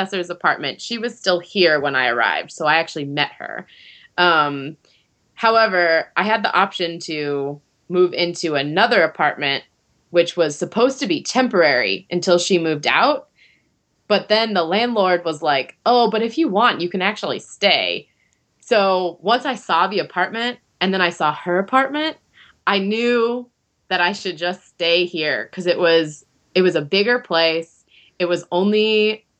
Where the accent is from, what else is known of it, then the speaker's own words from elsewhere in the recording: Arizona, United States; moved away as an adult; now in Japan; I'm from Arizona